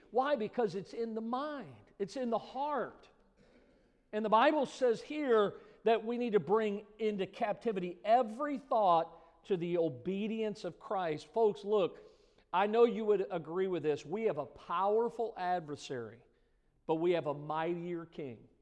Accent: United States; I was born in America

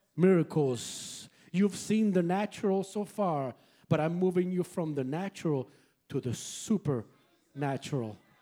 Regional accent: San Juan, Puerto Rico; moved away; I am originally from Puerto Rico. Como San Juan, Puerto Rico.

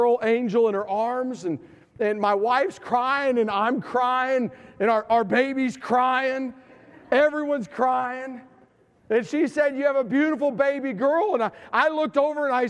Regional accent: Tennessee, United States; I am from Tennessee

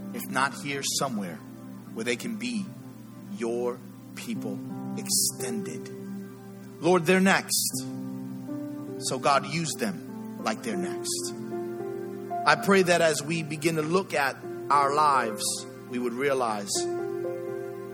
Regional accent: New York City, New York, United States; I grew up in the Bronx.

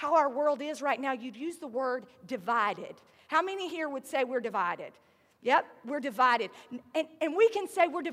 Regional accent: the South, United States; accent: southern; My southern accent

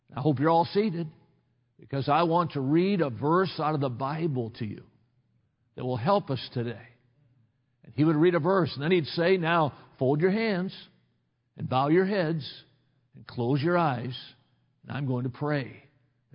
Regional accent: Watertown, Wisconsin, United States; I grew up in Watertown, Wisconsin

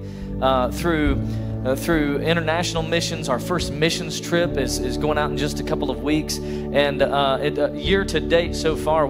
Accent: Sweetwater, Tennessee, United States; I grew up in Sweetwater, Tennessee

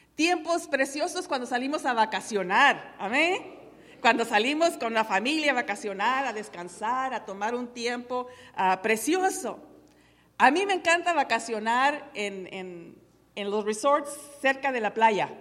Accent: Tepehuanes, Durango, Mexico; now in United States; en mi pueblo natal, en Carreras Tepehuanes, Durango, México

